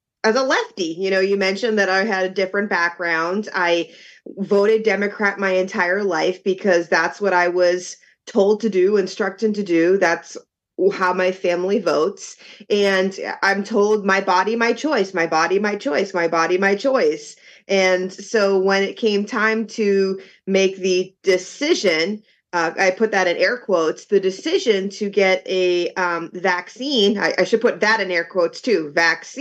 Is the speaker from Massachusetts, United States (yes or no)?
yes; Boston, Massachusetts, United States; moved away as an adult; now in Florida, United States; I am from Boston